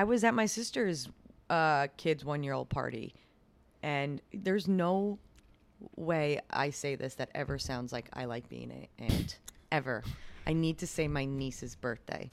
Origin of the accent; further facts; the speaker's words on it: Long Island, New York, United States; now in Brooklyn, United States; I'm from Long Island, but, like, when I really started taking the trains and I moved to Brooklyn